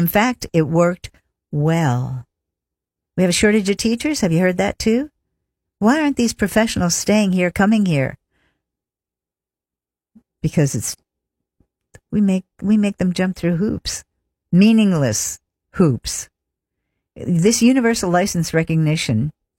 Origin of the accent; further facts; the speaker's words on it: Pennsylvania, United States; You know, because that's my home state, so I gotta pull for the Eagles.